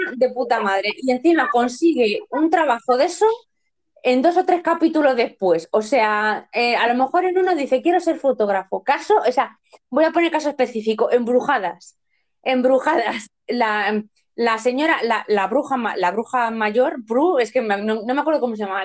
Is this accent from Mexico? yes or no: no; Spain; Desde aquí como española básica